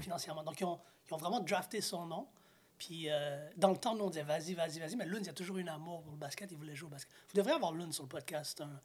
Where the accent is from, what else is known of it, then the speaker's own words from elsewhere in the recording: Montreal, Quebec, Canada; je suis né à Chaga Maisonneuve, j'ai grandi à Saint-Michel, Montréal-Nord, sur le terrain de basket